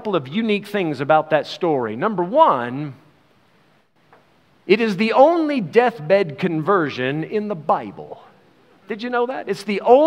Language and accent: English; United States; now in South Africa; We are American citizens